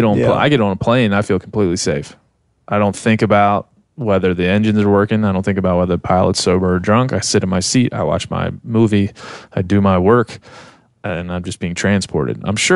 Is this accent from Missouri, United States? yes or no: no; Maryland, United States; also born or lived in Texas; now in Bozeman, United States; I'm an East Coast kid. I'm from Maryland originally.